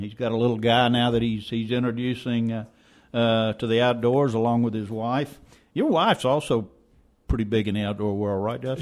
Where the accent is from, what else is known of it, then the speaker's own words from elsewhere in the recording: South Louisiana, United States; moved away; I grew up in South Louisiana in, in the marshes and the wetlands and the bayous of South Louisiana